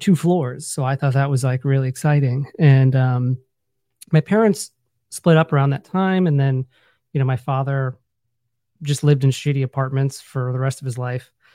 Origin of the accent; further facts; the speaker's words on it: Findlay, Ohio, United States; I grew up in Northwest Ohio. um, a little town called Findlay, Ohio